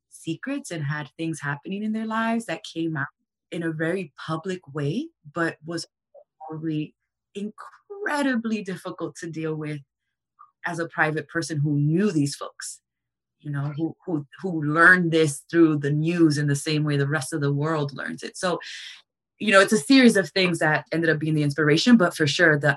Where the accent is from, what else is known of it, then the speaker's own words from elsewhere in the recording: New York City, New York, United States; And so, as a New Yorker, I had very stark kind of representations of how mass tragedies could be handled